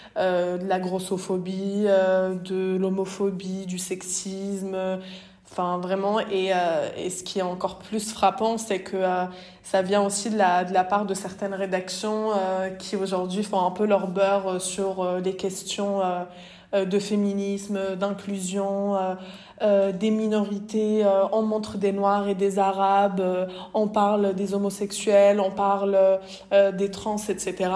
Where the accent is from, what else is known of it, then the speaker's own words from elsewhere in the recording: Bondy, Île-de-France, France; je viens de Bondy, du coup, la ville de Kylian Mbappé